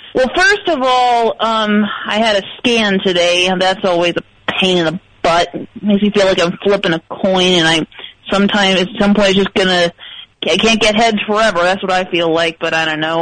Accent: Illinois, United States; moved away; I'm originally from Illinois. I'm not from the South.

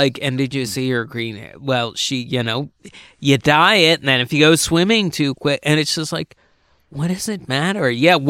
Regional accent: Chichester, Pennsylvania, United States; also born or lived in Boothwyn, Pennsylvania / Marcus Hook, Pennsylvania / Delaware County, Pennsylvania; I'm from Chichester, Pennsylvania.

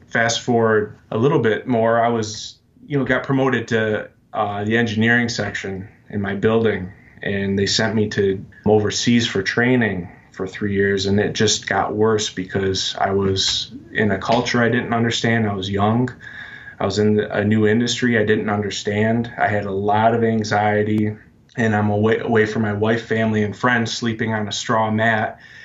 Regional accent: Michigan, United States; I'm from Michigan. I grew up here.

